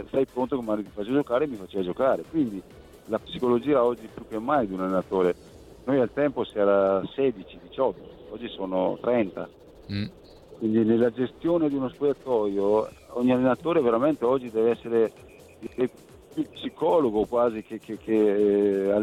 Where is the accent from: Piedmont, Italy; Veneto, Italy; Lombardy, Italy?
Veneto, Italy; moved away as an adult; now in Florence, Italy; io sono un veneto adottivo di Firenze, 42 anni che vivo qua